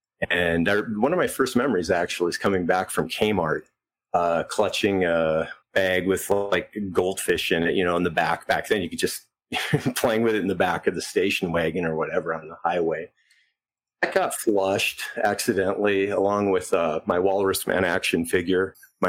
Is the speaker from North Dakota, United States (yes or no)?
yes; Selfridge, North Dakota, United States; Yeah, I grew up on Standing Rock.